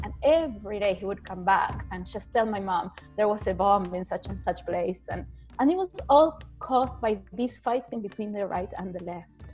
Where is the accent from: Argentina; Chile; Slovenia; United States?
Argentina; moved away as an adult; now in Canada; I was born in Argentina, immigrated to Canada. I did law school in Argentina, and then I raised my family in Canada.